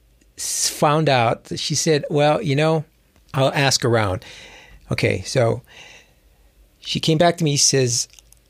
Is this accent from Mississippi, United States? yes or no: no; Hawaii, United States; I actually grew up in Hawaii